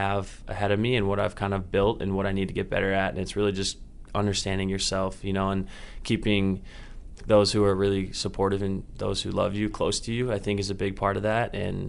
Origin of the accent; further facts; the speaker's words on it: Indiana, United States; I'm from Indiana, so the traveling is a little easier for my family, flying out of Chicago down to Florida.